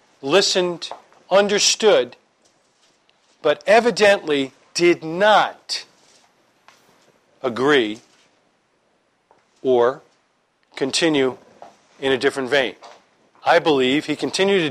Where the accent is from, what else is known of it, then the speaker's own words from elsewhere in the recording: New York, United States; I'm from New York.